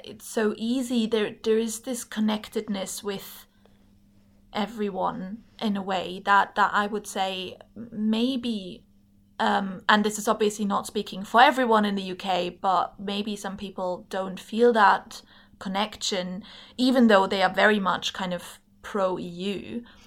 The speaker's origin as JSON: {"language": "English", "country": "Germany", "tie": "born or raised there", "also_born_or_lived": "England", "moved": "as an adult", "lives_now": "Scotland, United Kingdom", "said": "I'm German, and I grew up in Germany"}